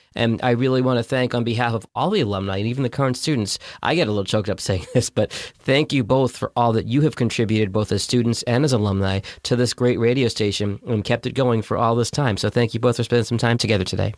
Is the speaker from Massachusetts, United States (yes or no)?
yes; Boston, Massachusetts, United States; I'm from Boston.